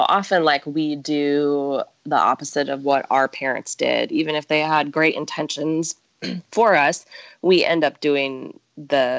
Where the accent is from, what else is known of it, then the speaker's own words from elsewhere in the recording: Midwest, United States; now in San Diego, United States; I am from the Midwest